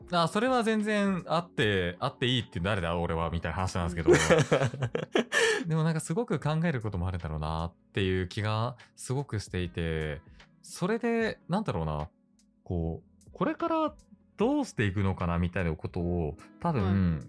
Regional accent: Hokkaido, Japan; moved away; 出身北海道

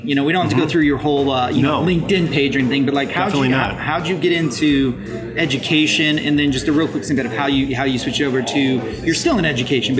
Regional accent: Midwest, United States; now in California, United States; growing up in the Midwest

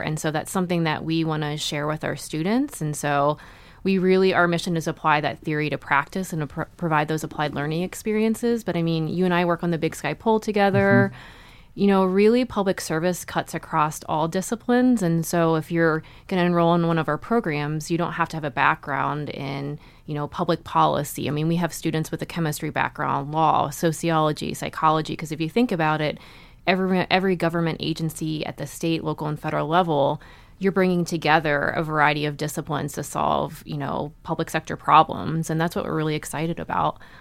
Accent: Ohio, United States; moved away as an adult; now in Montana, United States; so I grew up in Ohio

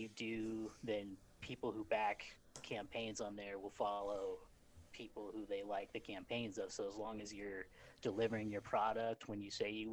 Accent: Idaho, United States; I grew up in Idaho. So very rural.

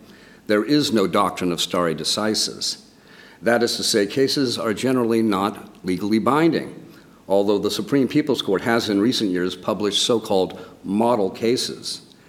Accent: California, United States; moved away as an adult; also born or lived in Hong Kong; returning to my home state of California

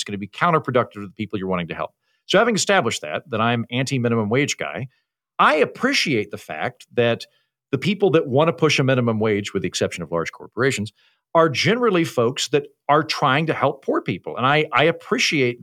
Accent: Oklahoma, United States; accent: Oklahoma; moved away as an adult; also born or lived in Washington, D.C. / New York City / Edinburgh; now in Austin, United States; I'm from Oklahoma, but I've spent my adult life living in bright blue cities like Washington, D.C., New York City, now Austin, Texas. I lived in Edinburgh for a while.

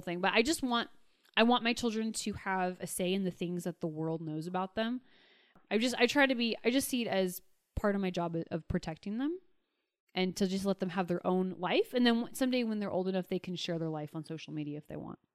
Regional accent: Pierce County, Western Washington, United States; moved away; I'm from Western Washington, from you know, the Seattle area, and the Wiccan population there is actually very strong. The county that I grew up in at the time was the most unchurched county in all of the nation

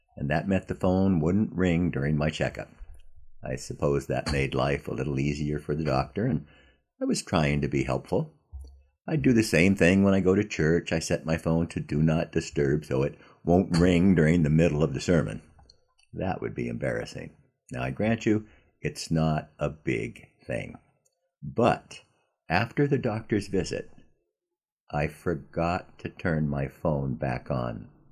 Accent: Southern California, United States; when I was a kid growing up in Southern California

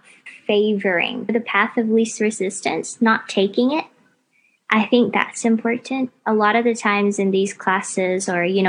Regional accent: United States; now in Melbourne, Australia; I grew up in the States

